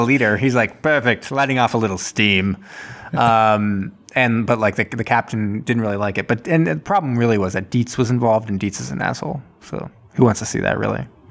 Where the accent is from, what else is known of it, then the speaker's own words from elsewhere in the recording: Martha's Vineyard, Massachusetts, United States; in my hometown